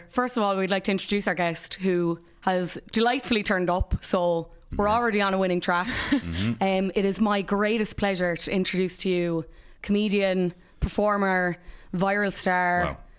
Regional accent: Cork, Munster, Ireland; also born or lived in Finglas, Dublin; now in Dublin, Ireland; I'm fully from Cork

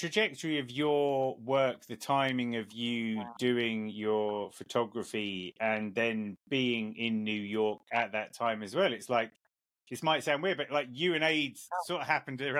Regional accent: England, United Kingdom; I'm obviously an Englishman

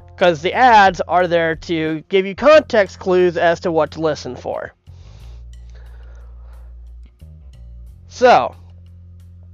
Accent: Minneapolis, Minnesota, United States; moved away; I grew up in Minneapolis. I lived there for the better part of 20 years.

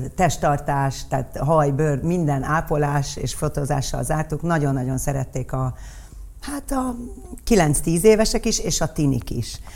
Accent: Budapest, Hungary; Rákos ligeten laktunk

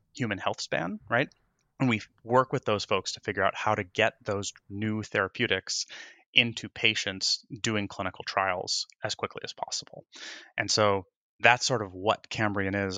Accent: Indiana, United States; moved away as an adult; also born or lived in Wisconsin / Chicago / Michigan / Texas; now in New York, United States; I was born in Wisconsin, right on Lake Michigan, and grew up in Indiana.

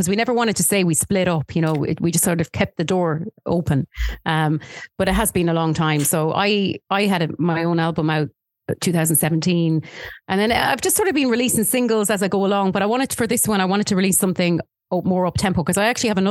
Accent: Thurles, Munster, Ireland; moved away as an adult; I'm living back in my hometown where I grew up.

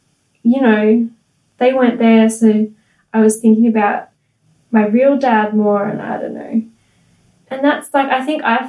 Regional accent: Gold Coast, Queensland, Australia; born there; Well, because I knew I was born on the Gold Coast.

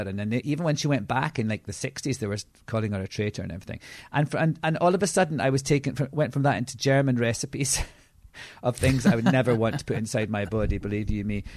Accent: Edinburgh, Scotland, United Kingdom; I'm from Edinburgh.

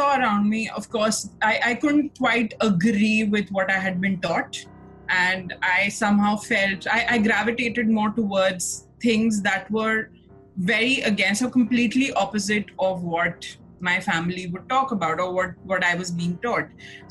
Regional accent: Nagpur, Maharashtra, India; moved away as an adult; also born or lived in Delhi; now in Mumbai, India; I'm from Nagpur, and I've been living in Bombay

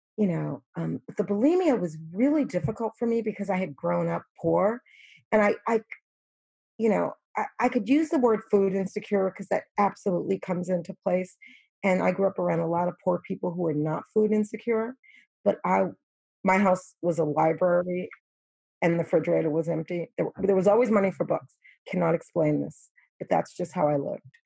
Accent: New York, United States; I'm from New York

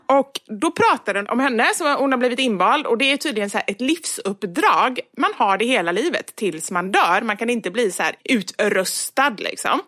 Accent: Gothenburg, Västra Götaland, Sweden; accent: göteborgska; jag pratar mer göteborgska när jag pratar med dig

